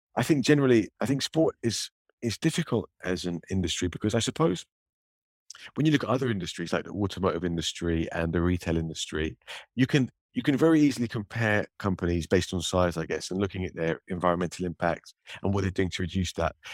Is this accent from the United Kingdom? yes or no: yes; United Kingdom; my, my home country, Great Britain